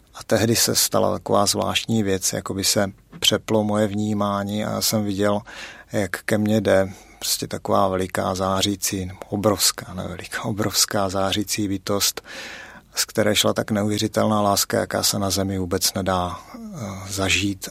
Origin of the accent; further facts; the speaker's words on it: South Moravian Region, Czechia; now in Litomyšl, Czech Republic; jsem z Litomyšle, původem z Moravy, určitě to na přízvuku poznáte, a, teda speciálně z Jižní Moravy. A teďka žiju v Litomyšli